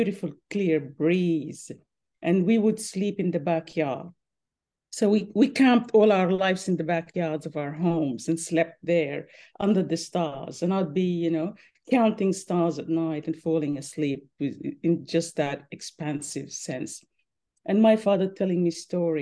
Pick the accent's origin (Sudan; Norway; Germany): Sudan; Khartoum North, Khartoum; now in Brisbane, Australia; I grew up in Khartoum North by the Nile, the River Nile.